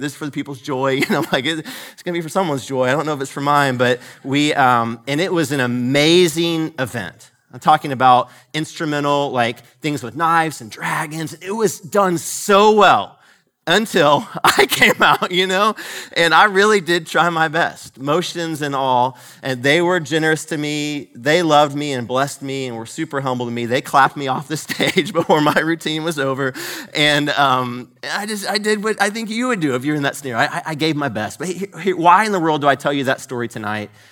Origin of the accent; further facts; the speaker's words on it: Marietta, Georgia, United States; I grew up in the Marietta, Georgia area, went to a, a college there called Kennesaw State University.